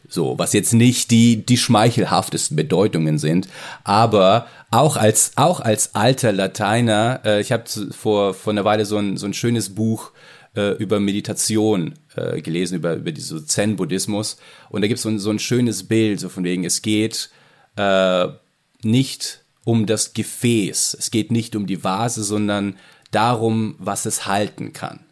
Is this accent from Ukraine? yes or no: yes; Ukraine; moved away; also ich komme aus der, aus der Ukraine